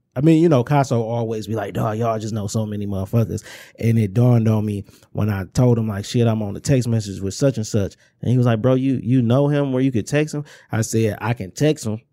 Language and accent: English; Inkster, Michigan, United States; growing up in Inkster, it's like, if we was in Detroit, it'd just be a neighborhood